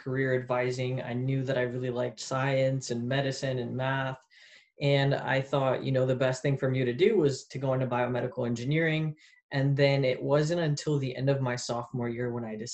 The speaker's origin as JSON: {"language": "English", "town": "St. Louis", "region": "Missouri", "country": "United States", "also_born_or_lived": "Poland / Paris", "moved": "as an adult", "lives_now": "Arizona, United States", "said": "I'm originally from St. Louis, Missouri. So I'm from the Midwest"}